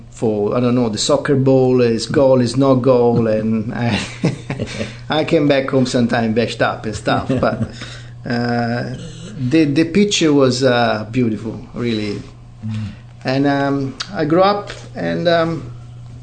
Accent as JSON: {"language": "English", "country": "Italy", "tie": "born or raised there", "moved": "yes", "lives_now": "New Zealand", "said": "I was born in Italy, 1973, and I was left in an orphanage"}